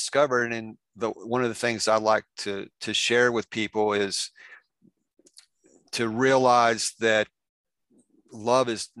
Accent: Indiana, United States; accent: Southern; I'm from Indiana, born in, raised here my whole life, actually grew up 3 miles from here

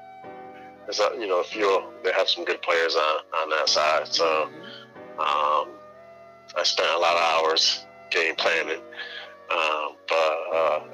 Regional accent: Springfield, Massachusetts, United States; I'm from Springfield, Mass.

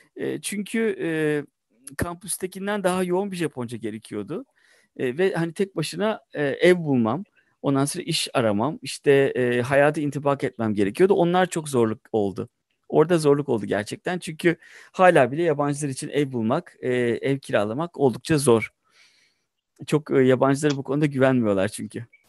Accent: Tekirdağ, Turkey; moved away as an adult; also born or lived in Mardin / Aksaray / Istanbul / Japan; now in Tokyo, Japan; Sonra ben ilkokula Tekirdağ'da gittim. Ortaokula Tekirdağ'da gittim

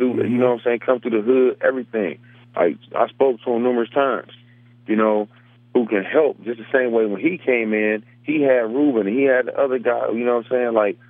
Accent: Cleveland, Ohio, United States; I'm from Cleveland through and through.

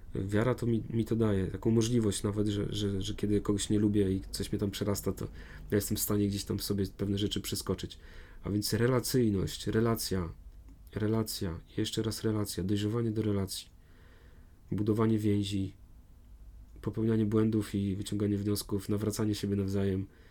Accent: Warmian-Masurian Voivodeship, Poland; moved away; pochodzę z Mazur

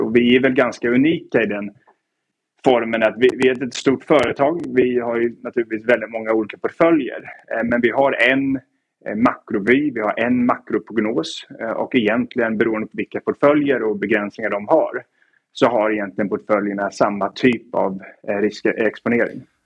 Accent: Stockholm, Stockholm County, Sweden; moved away as an adult; also born or lived in Edinburgh / New York / Oxford; now in London, United Kingdom; född och uppvuxen i, i Stockholm men har väl tillbringat egentligen hela mitt vuxna liv då utomlands

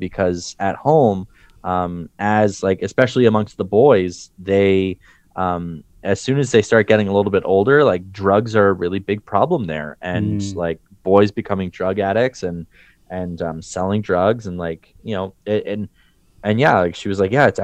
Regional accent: Canada; as a Canadian

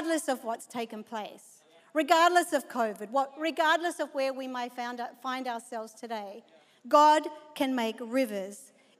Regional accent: Australia; moved away; being an Aussie

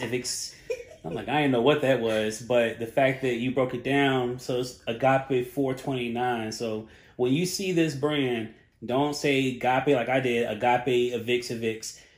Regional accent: Charlotte, North Carolina, United States; I'm from Charlotte

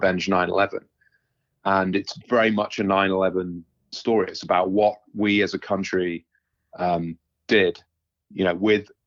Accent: United Kingdom; moved away as an adult; now in United States

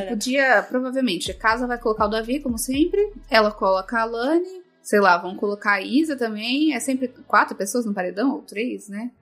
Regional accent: Caraguatatuba, São Paulo, Brazil; eu sou de Caraguatatuba

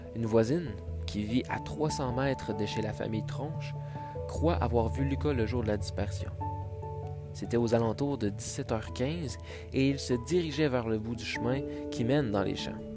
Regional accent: Quebec, Canada; en tant que Québécois

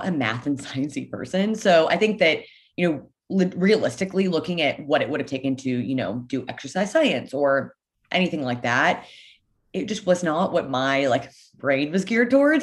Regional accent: Leawood, Kansas, United States; I grew up in Leawood, Kansas, which is like a suburb of Kansas City

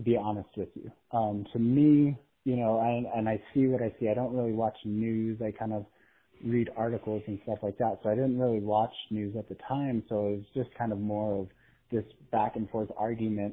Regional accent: United States; as an American

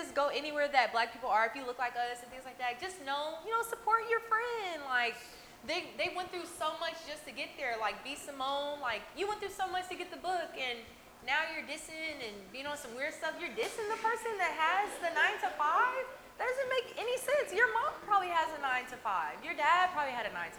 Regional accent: Los Angeles, California, United States; now in Houston, United States; I'm from Los Angeles

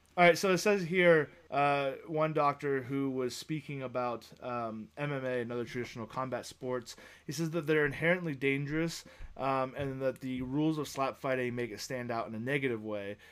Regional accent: United States; being an American.

